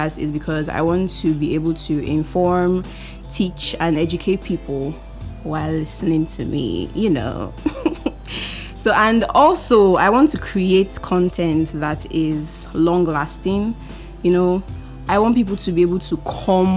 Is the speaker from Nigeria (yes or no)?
yes; Port Harcourt, Rivers State, Nigeria; also born or lived in Edo State; I'm 21 years old. I mean, so young. I was born on the 11th of February 2000. I am the first child and the only daughter of 4 children, and I was raised in Port Harcourt